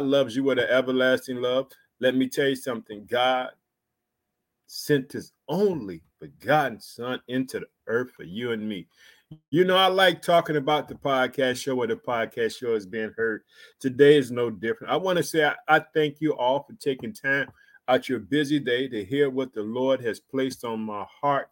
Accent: Illinois, United States; also born or lived in Chicago; the state of Illinois, which is my home state. I reside in the city of Chicago

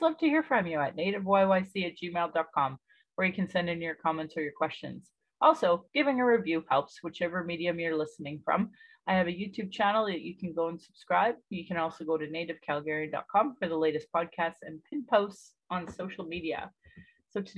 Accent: Calgary, Alberta, Canada; I was born in Calgary

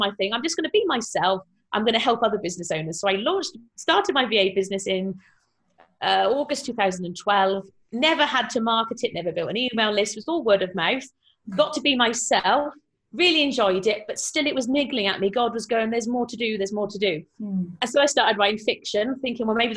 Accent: South Wales, United Kingdom; I am from South Wales in the UK

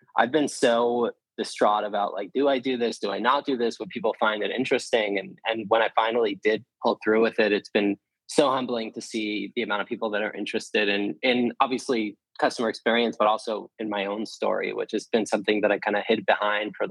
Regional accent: New Jersey, United States; I grew up in New Jersey

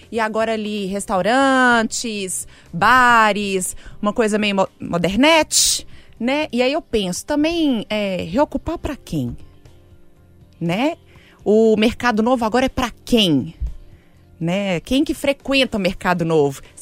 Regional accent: Belo Horizonte, Minas Gerais, Brazil; Nascida e criada em BH.

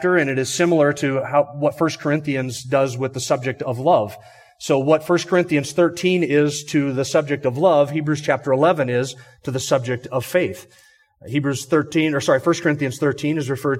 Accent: Sandpoint, Idaho, United States; we're from Sandpoint, Idaho, up in the Pacific Northwest.

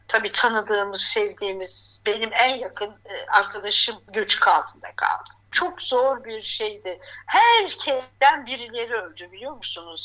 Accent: Gaziantep, Turkey; now in Hatay, Turkey; ben Antepliyim

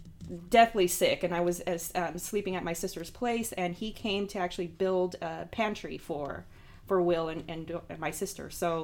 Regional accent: Los Angeles, California, United States; moved away as an adult; also born or lived in Oakland, California; now in Arkansas, United States; I'm from California. I was born in Los Angeles and I moved up to the Bay Area in Oakland.

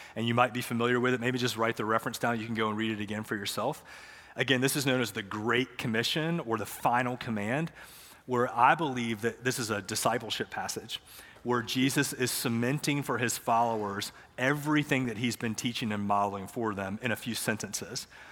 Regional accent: Matthews, North Carolina, United States; I grew up here in Matthews

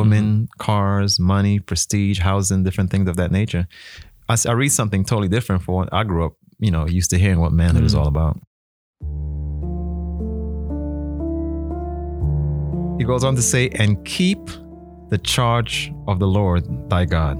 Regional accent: New York City, New York, United States; growing up in New York City

